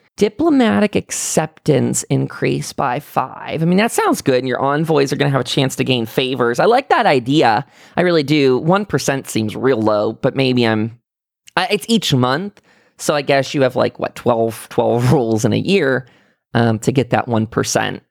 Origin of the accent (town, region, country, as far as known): near Pittsburgh, Pennsylvania, United States; born or raised there; also born or lived in Salt Lake City, Utah